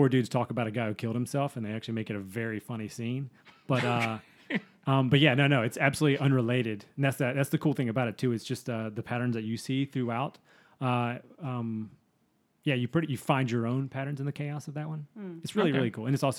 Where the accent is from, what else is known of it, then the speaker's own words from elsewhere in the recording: Dothan, Alabama, United States; it's probably 25 miles from where I grew up at in Dothan, Alabama.